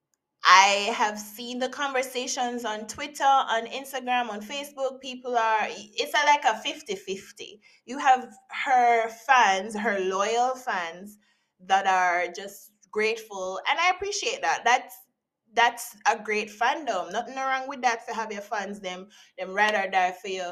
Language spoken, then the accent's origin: English; Jamaica; as a Jamaican